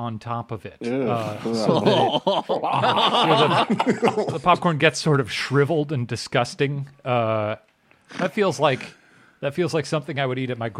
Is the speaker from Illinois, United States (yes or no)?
yes; Illinois, United States; I'm from Illinois.